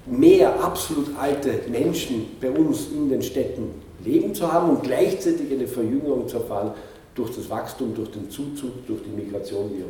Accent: Linz, Upper Austria, Austria; wie in Linz oder wo ich herkomme, in Linz oder teilweise auch in Paris

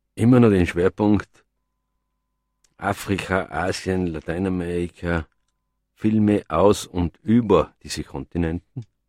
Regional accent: Innsbruck, Tyrol, Austria; wo ich aufgewachsen bin in Innsbruck

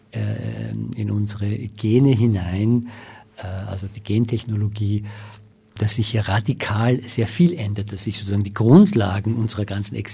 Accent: Iran; now in Austria; also ich bin Iraner und ich bin jetzt in Österreich

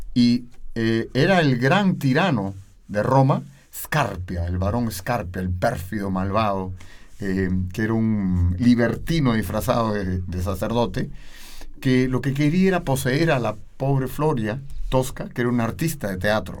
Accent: Lima, Peru; yo vengo, nací en Lima, en Perú, eh, en un distrito que se llama Miraflores. Y bueno, toda mi vida viví ahí

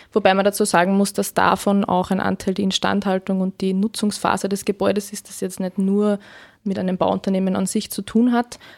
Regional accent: Freistadt, Upper Austria, Austria; born there; now in Linz, Austria; ich bin 26 Jahre alt, bin gebürtige Freistädterin, lebe aber jetzt schon seit einigen Jahren in Linz, studiumsbedingt

